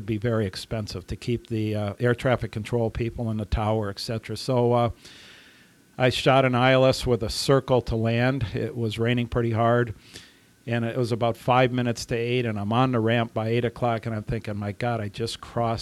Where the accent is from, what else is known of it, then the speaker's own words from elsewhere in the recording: Germany; moved away; my parents were German. I grew up in Germany